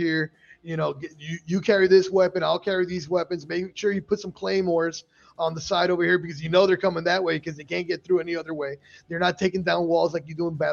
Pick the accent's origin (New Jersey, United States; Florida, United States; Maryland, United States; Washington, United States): Florida, United States; Miami; I'm from Miami